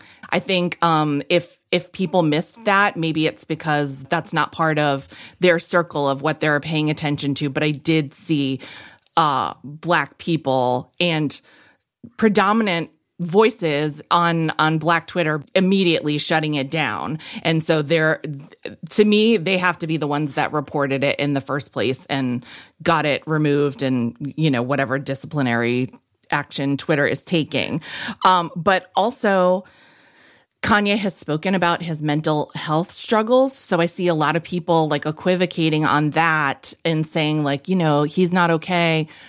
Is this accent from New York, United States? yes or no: no; Massachusetts, United States; I grew up in an industrial town in Massachusetts, an hour outside of Boston, and I knew one Jewish person.